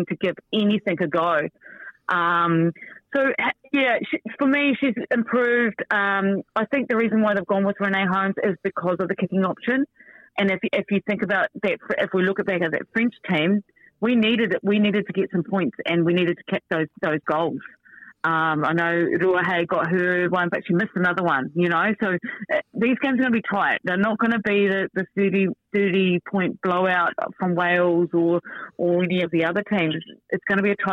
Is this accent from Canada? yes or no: no; New Zealand